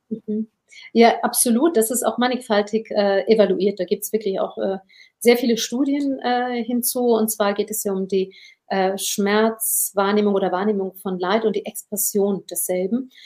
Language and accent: German; Germany; Meine Mutter hat stumm Kinder geboren hier in Deutschland